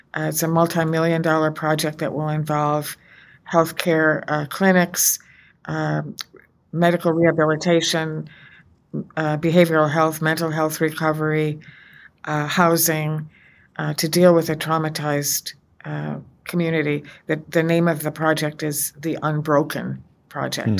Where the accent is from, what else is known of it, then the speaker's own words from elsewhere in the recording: United States; as an American, as a woman of faith